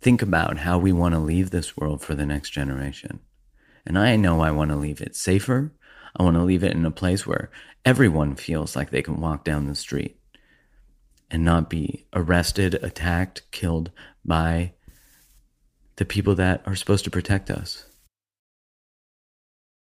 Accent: Canada; being a Canadian

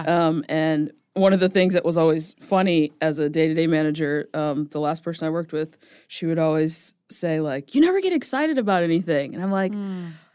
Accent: New Jersey, United States; moved away as an adult; also born or lived in New York; now in Nashville, United States; I'm originally from Jersey

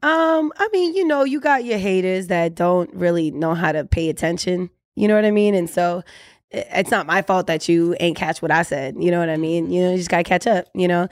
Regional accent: Orlando, Florida, United States; I'm originally from Orlando, Florida, but we mad immigrants, so we everywhere

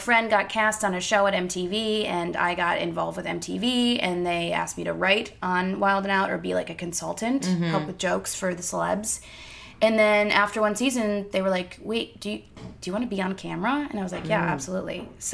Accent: Ann Arbor, Michigan, United States; I'm from Ann Arbor, Michigan.

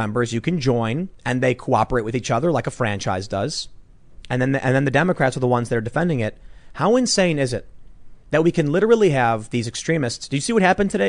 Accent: Chicago, Illinois, United States; there have been experiences growing up on the South Side of Chicago

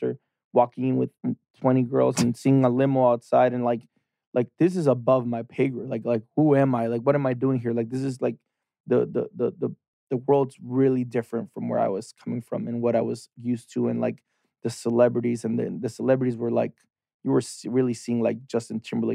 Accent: Tijuana, Baja California, Mexico; moved away as an adult; also born or lived in San Diego, United States; now in Los Angeles, United States; I'm from Tijuana. So I was born in San Diego, but I was raised and born, and everything was in Tijuana.

